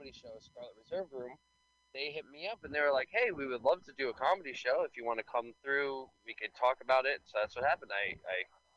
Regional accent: New York City, New York, United States; I grew up in Staten Island

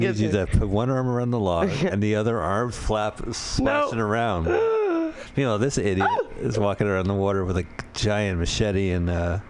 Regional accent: New Jersey, United States; now in California, United States; I'm an expat. I'm from New Jersey.

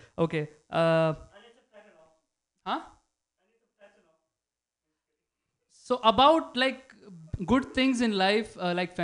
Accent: India; now in San Francisco, United States; Me being Indian brown

